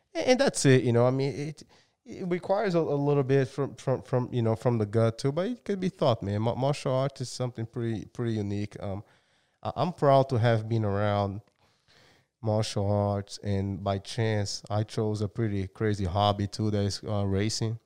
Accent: Brazil; moved away; I'm from Brazil. And, um, yeah, I've been here for a long time

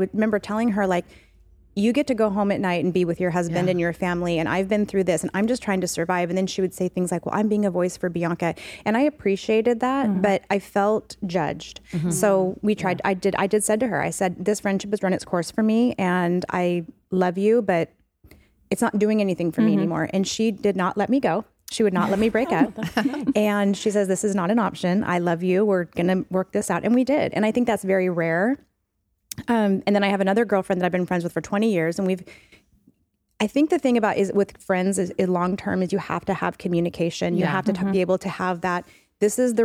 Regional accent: Auburn, Washington, United States; I grew up in Auburn. So I grew up down south

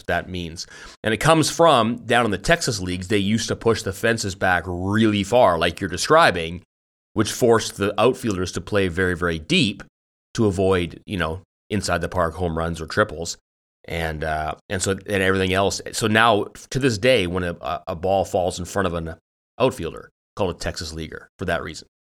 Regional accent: Richmond, British Columbia, Canada; also born or lived in Victoria, British Columbia; I gr, I grew up in Vancouver, Richmond, near, n, n, near where you live now

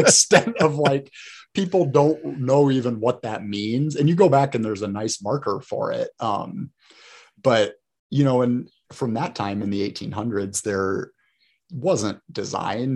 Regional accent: Fort Wayne, Indiana, United States; growing up in Fort Wayne my whole life

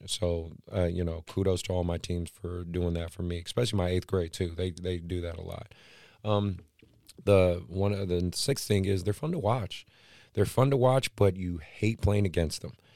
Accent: Oakland, California, United States; now in Sacramento, United States; Oakland, my hometown

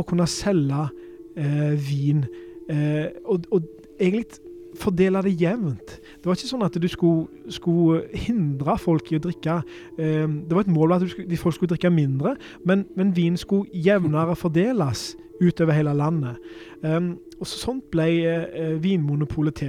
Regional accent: Norway; for oss da, som, som nordmenn

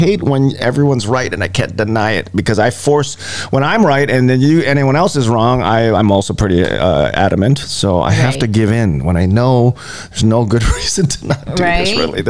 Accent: Hawaii, United States; And I am Hawaiian. So, Polynesian. I'm Polynesian.

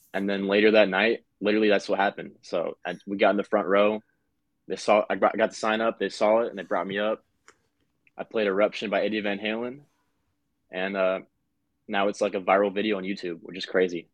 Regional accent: Omaha, Nebraska, United States; we're from Omaha, Nebraska

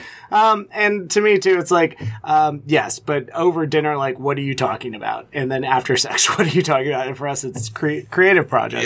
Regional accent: Texas, United States; also born or lived in Louisiana / Austin, Texas; now in Cincinnati, United States; I spent a lot of time growing up in Texas

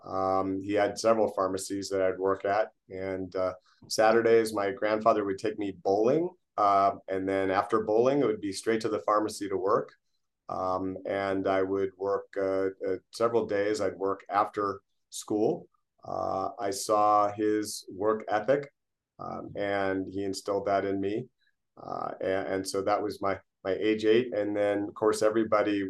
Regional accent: Fremont, California, United States; We grew up in Fremont, California

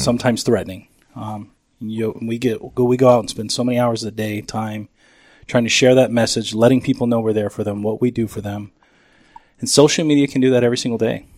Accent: Chandler, Arizona, United States; also born or lived in San Francisco, California; Grew up down South Chandler

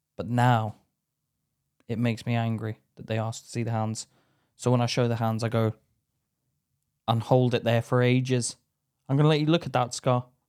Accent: Belfast, Northern Ireland, United Kingdom; moved away; me being in Belfast, I went back recently and I don't feel as Irish as what I did when I was a kid

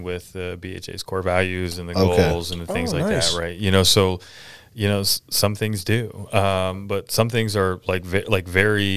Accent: Pennsylvania, United States; moved away; I was born and raised in Pennsylvania and grew up hunting

